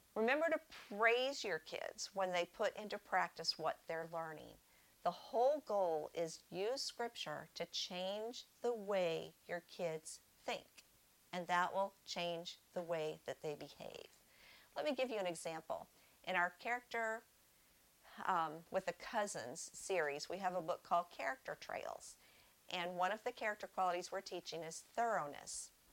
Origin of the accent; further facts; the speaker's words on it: Northeast, United States; moved away; I grew up in the Northeast, and the gospel was kind of sparse up there, probably still is